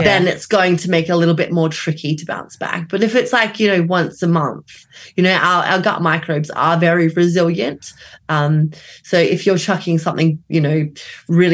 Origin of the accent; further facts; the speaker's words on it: Australia; now in London, United Kingdom; I am Australian